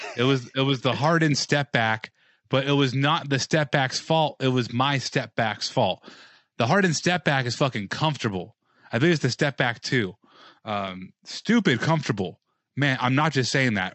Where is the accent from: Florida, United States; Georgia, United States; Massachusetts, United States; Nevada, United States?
Nevada, United States; Las Vegas; I'm from Vegas